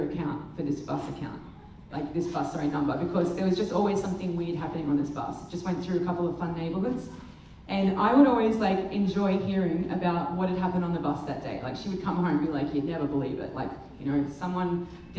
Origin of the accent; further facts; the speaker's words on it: Australia; we're Australia